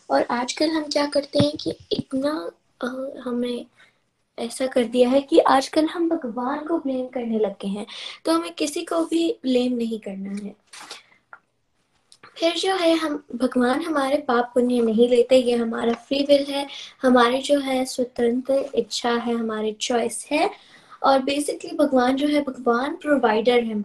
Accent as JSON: {"language": "Hindi", "region": "Texas", "country": "United States", "said": "I am 11 years old और मैं Texas USA से हूँ"}